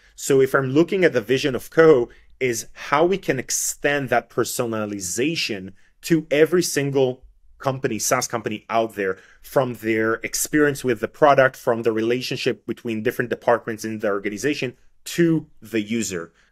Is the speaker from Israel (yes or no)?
yes; Israel; first language Hebrew; English is a second language; I'm I'm coming from Israel. My my my mother's tongue uh, language is not English, is is is Hebrew.